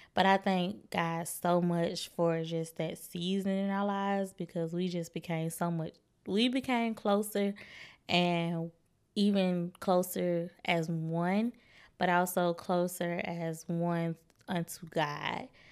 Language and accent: English; Birmingham, Alabama, United States; moved away as an adult; also born or lived in Troy, Alabama / Little Rock, Arkansas; I moved back to Birmingham two oh five Where's Live, and that is my hometown, the Magic City.